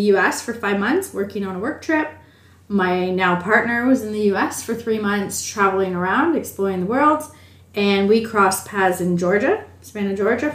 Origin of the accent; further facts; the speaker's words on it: Canada; moved away as an adult; now in Melbourne, Australia; I'm originally Canadian. Canadian relocated to Melbourne for love